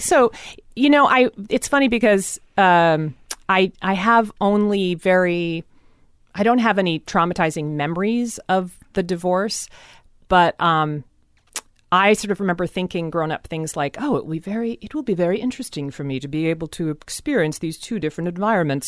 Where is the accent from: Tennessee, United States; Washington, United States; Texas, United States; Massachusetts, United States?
Washington, United States; Seattle; most of Seattle is very, very white